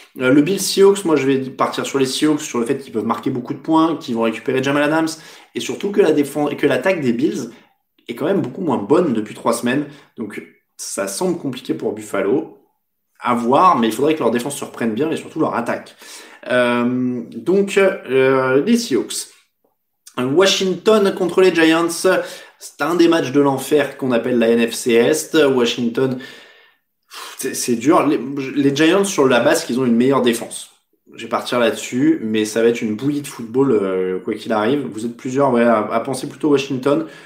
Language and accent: French; France; chez nous en France